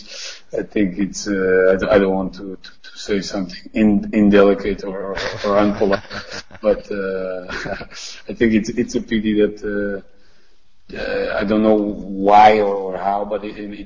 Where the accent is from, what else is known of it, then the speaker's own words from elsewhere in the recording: Portugal; I come from Portugal